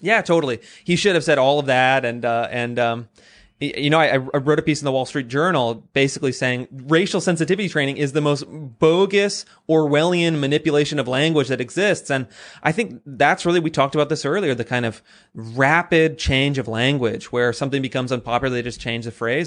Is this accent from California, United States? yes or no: yes; Sacramento, California, United States; I grew up in California, very progressive. Um, I grew up in Sacramento